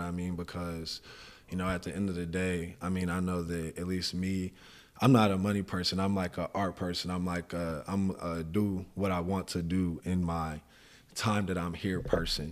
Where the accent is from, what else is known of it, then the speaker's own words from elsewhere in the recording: San Antonio, Texas, United States; now in Houston, United States; I did it most of my growing up in San Antonio on yeah, the east side